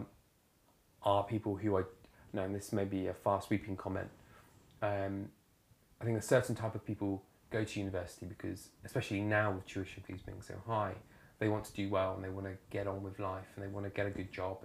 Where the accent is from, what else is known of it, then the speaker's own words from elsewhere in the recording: Isle of Wight, South East England, United Kingdom; also born or lived in Winchester; I grew up on the Isle of Wight in a very rural area.